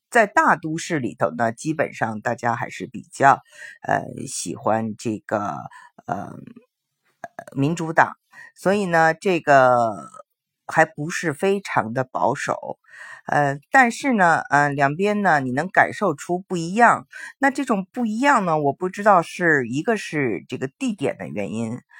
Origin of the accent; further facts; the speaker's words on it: China; moved away as an adult; now in United States; 因为我是从中国来